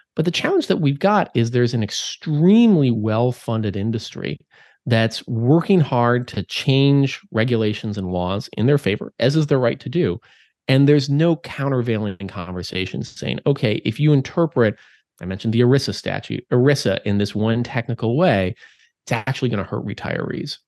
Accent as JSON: {"language": "English", "region": "Minnesota", "country": "United States", "tie": "born or raised there", "moved": "yes", "said": "my home state of Minnesota"}